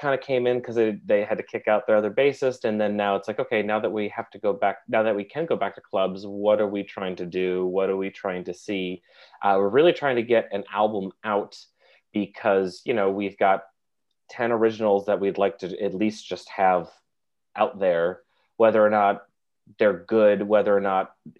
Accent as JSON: {"language": "English", "area": "Finger Lakes region", "region": "upstate New York", "country": "United States", "also_born_or_lived": "Oneonta, New York", "moved": "as an adult", "lives_now": "New York City, United States", "said": "I'm a musician, bassist, and a songwriter from upstate New York. I'm from the Finger Lakes region"}